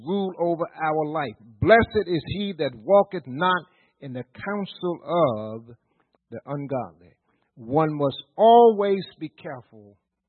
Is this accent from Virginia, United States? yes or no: yes; Virginia, United States; we're from Virginia